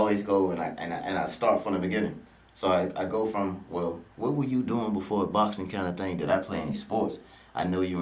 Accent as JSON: {"language": "English", "town": "Richmond", "region": "Virginia", "country": "United States", "moved": "yes", "lives_now": "Maryland, United States", "said": "we both from Richmond, man, big shout out to Richmond, even though I'm up here in Maryland, man. The 804 is still home"}